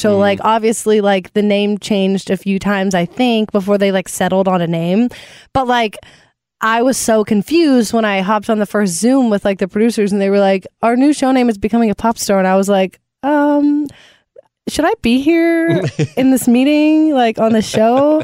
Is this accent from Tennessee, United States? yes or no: yes; Nashville, Tennessee, United States; born or raised there